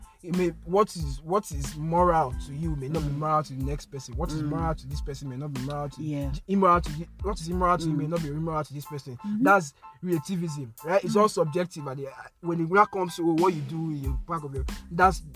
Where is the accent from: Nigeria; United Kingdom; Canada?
Nigeria; Edo; we're from Edo State